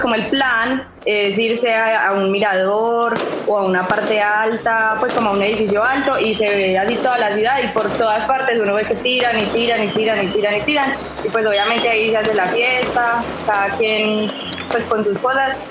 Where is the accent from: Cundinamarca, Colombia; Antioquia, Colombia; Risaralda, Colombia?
Antioquia, Colombia; Medellín; accent: paisa; soy de Medellín, entonces a nosotros nos dicen los paisas